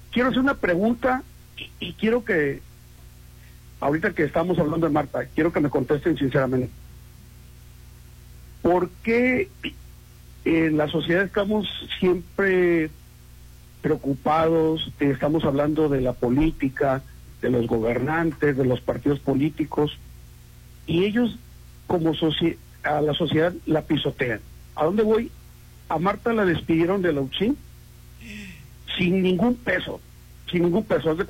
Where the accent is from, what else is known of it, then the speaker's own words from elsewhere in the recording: Acapulco, Guerrero, Mexico; now in Mazatlán, Mexico; Mira, yo soy acapulqueño.